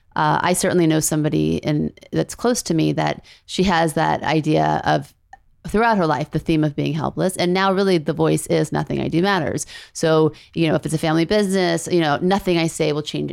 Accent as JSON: {"language": "English", "town": "Beverly Hills", "region": "California", "country": "United States", "tie": "born or raised there", "also_born_or_lived": "New Orleans, Louisiana", "said": "when I was eight and I moved from New Orleans, Louisiana to Los Angeles, Beverly Hills"}